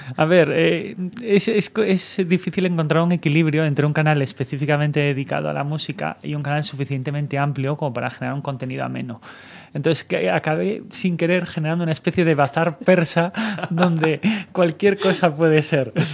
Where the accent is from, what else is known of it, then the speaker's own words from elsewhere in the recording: Galicia, Spain; now in Barcelona, Spain; yo también soy gallego